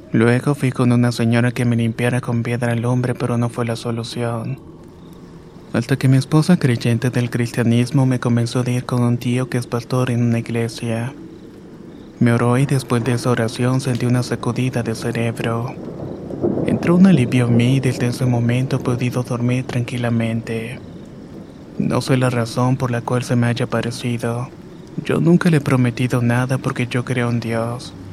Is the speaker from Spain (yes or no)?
no; El Salvador; now in Los Angeles, United States; Vivo en la ciudad de Los Ángeles, California desde hace 18 años pero soy originario de El Salvador.